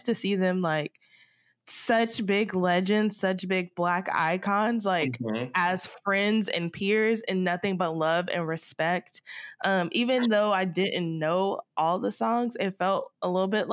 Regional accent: Marietta, Georgia, United States; I'm from Marietta, Atlanta

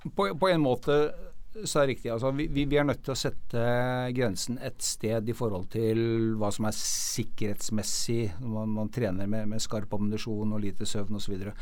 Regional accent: Norway; vi som nordmenn

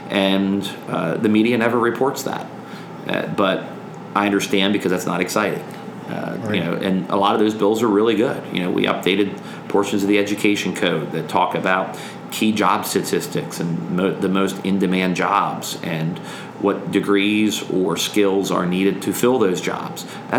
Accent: Pennsylvania, United States; You know, Dan's a Democrat from Allegheny County, and I'm a Republican from Lancaster County.

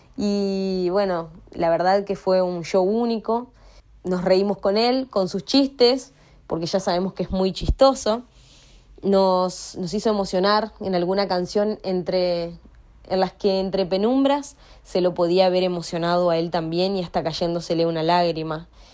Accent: Paraná, Entre Ríos, Argentina; soy de Paraná, Entre Ríos, Argentina

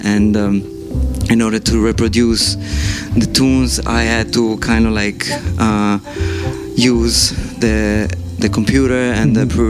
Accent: New York, United States; I grew up in New York as a musician.

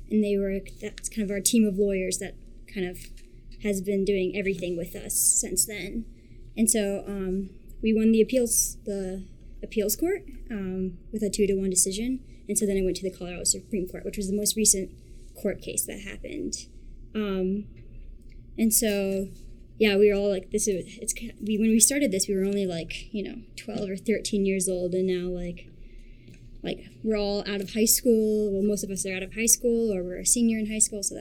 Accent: Australia; born there; Um, I was born in Australia, and half my family is Australian

